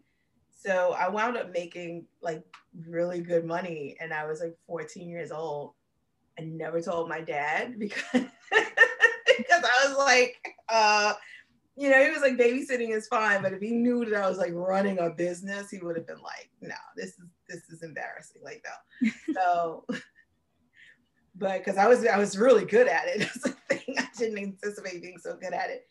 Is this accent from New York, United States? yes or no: yes; New York City, New York, United States; I'm from New York City